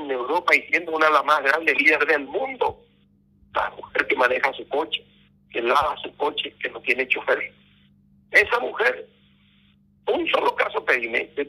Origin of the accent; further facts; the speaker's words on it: Paraguay; acá en el Paraguay